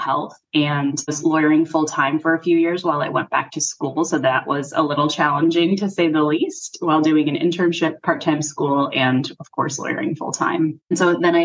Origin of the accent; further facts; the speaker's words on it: Chicago, Illinois, United States; I'm actually from Chicago, so that's where I spent all of my legal career